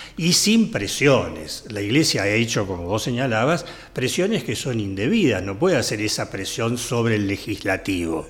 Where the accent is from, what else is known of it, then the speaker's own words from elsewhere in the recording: Argentina; Nosotros sufrimos como argentinos